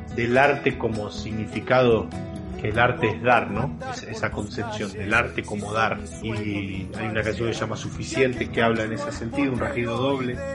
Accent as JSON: {"language": "Spanish", "town": "Garín", "region": "Buenos Aires Province", "country": "Argentina", "tie": "born or raised there", "said": "mi pueblo que se llama Garín, mi pueblo querido"}